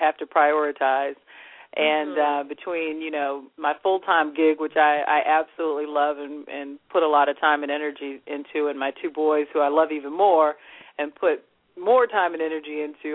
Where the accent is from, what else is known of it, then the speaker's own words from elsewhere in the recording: United States; I grew up in America, so, and I love that culture, but I'm also of Jamaican heritage